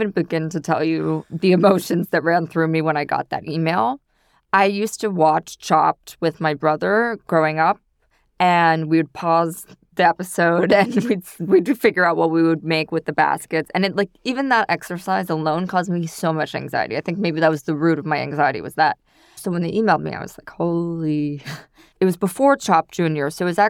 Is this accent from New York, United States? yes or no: yes; New York City, New York, United States; I grew up in New York City.